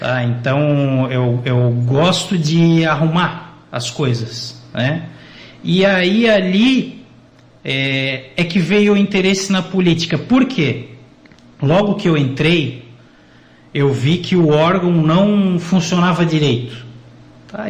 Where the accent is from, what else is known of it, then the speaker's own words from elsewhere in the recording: Joinville, Santa Catarina, Brazil; Eu sou natural daqui de Joinville, nasci em 1985, brinquei muito aí pelas ruas de Joinville